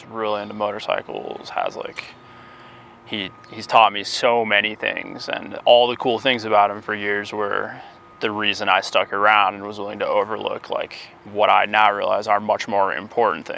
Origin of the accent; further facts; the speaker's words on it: Cedar Crest, New Mexico, United States; moved away as an adult; also born or lived in upstate New York; I grew up in the East Mountains and went to school in Albuquerque